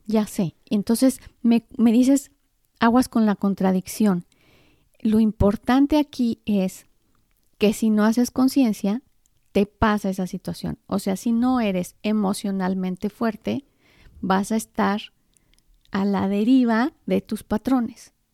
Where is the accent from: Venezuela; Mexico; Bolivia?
Mexico; yo soy mexicana.